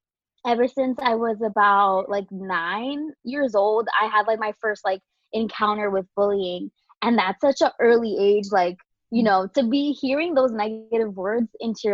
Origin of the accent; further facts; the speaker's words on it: Queens, New York, United States; now in Orlando, United States; Like she mentioned, I'm from Queens, New York, but my mom's from Dominican Republic and my dad's from El Salvador. So proud Latina over here. Been in Orlando basically forever.